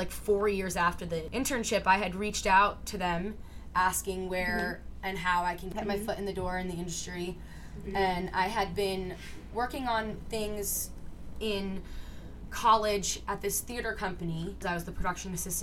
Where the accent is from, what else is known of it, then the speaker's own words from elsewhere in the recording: Westwood, New Jersey, United States; moved away as an adult; now in New York City, United States; I am from Westwood, New Jersey, not far from where you are, Megan